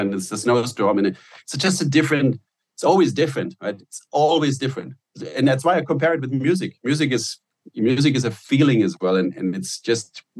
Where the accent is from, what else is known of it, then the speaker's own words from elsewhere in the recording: Germany; now in United States; in Germany, Nutella was I grew up on Nutella